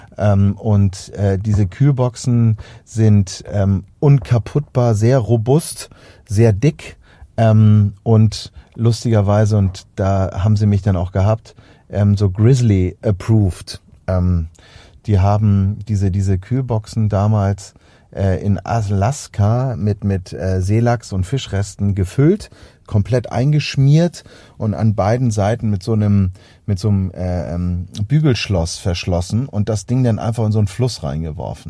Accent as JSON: {"language": "German", "region": "Hamburg", "country": "Germany", "said": "bei uns in Hamburg"}